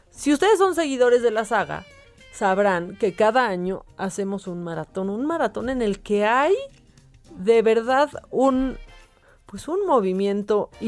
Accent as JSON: {"language": "Spanish", "country": "Mexico", "said": "como muchos mexicanos nosotros tenemos que seguir trabajando"}